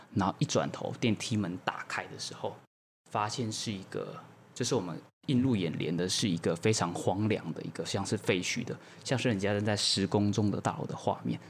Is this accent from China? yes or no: no; Taichung, Taiwan; 我是一个台中人